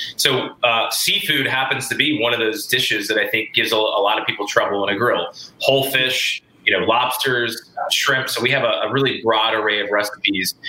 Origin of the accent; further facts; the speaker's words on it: the South, United States; I'm from the South